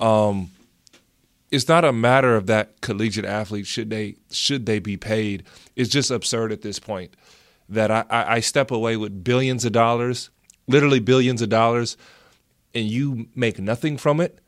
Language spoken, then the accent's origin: English; United States; being American